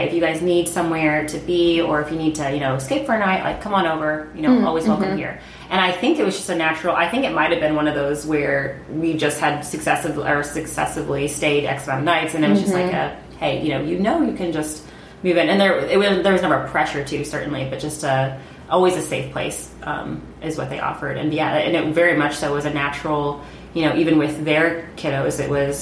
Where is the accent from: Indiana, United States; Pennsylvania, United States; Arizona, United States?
Indiana, United States; Indianapolis; also born or lived in Zionsville; I grew up here in Indy. So aside from when Andrew and I lived overseas, I've always been in Indianapolis or in Zionsville